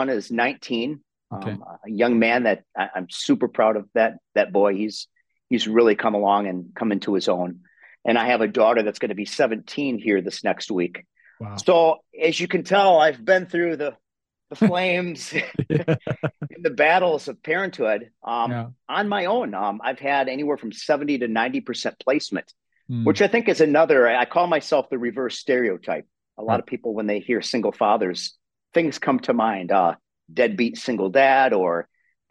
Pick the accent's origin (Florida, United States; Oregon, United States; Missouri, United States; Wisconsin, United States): Wisconsin, United States; accent: Wisconsin accent; I'm from Wisconsin. And they say, you know, we have that Wisconsin accent. So I come from a small rural town in Wisconsin, born and raised